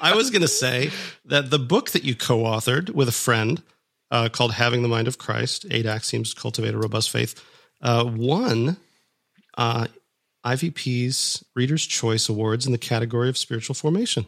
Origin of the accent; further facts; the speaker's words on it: Minnesota, United States; moved away; I grew up in Minnesota